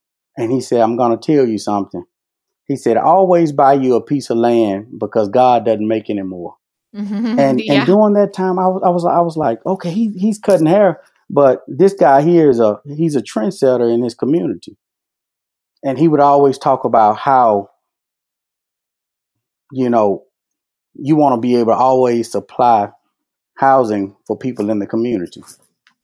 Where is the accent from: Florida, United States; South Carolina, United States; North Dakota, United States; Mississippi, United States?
Mississippi, United States; Vicksburg; now in Southaven, United States; when I grew up in Vicksburg, I started cutting hair at 11 years old